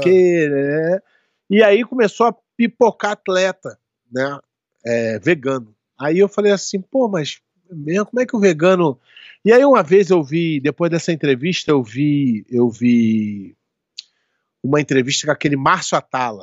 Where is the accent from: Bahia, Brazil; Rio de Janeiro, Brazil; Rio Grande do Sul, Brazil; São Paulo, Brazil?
Rio de Janeiro, Brazil; now in Florida, United States; eu sou brasileiro do Rio de Janeiro